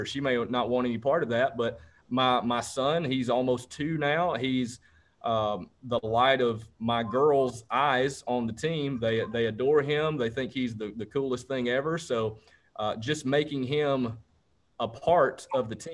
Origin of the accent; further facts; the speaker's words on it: Rome, Georgia, United States; Rome is actually my hometown.